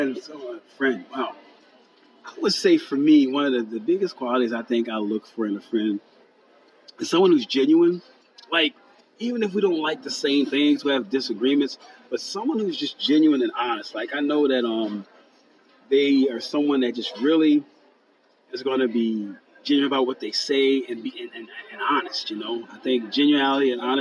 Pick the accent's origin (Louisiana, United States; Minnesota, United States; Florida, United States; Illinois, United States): Louisiana, United States; New Orleans; moved away as an adult; now in Oregon, United States; I am a native of New Orleans, Louisiana